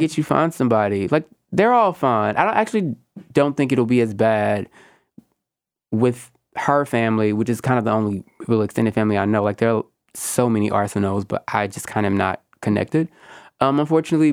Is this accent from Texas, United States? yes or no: yes; Houston, Texas, United States; accent: Southern; I'm Southern and Black. I'm very much from Houston, Texas